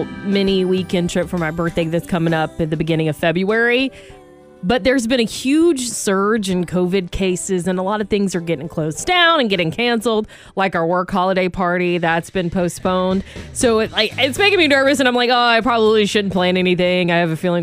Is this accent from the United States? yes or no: yes; Georgia, United States; moved away; back in my home state of Georgia